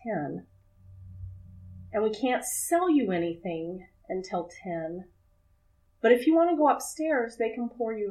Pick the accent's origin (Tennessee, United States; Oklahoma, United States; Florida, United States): Oklahoma, United States; now in Akron, United States; I grew up in Oklahoma